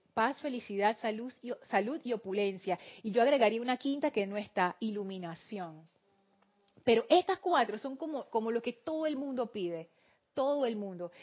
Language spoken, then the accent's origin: Spanish; Panama; Aquí decimos los panameños somos bulleros.